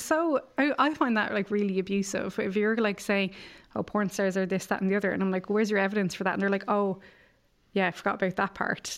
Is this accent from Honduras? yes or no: no; Ireland; growing up in Ireland